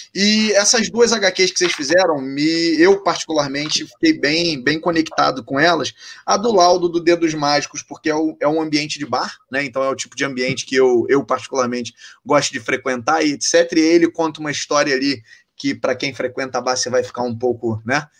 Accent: Rio de Janeiro, Brazil; accent: carioca; eu sou carioca, né? Deve dar para perceber pelo minha, meu jeito de falar

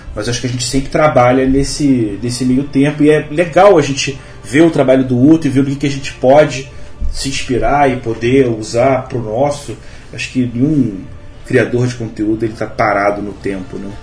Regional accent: Rio de Janeiro, Brazil; eu sou carioca, mas eu tenho uma avó baiana, eu cresci ouvindo histórias

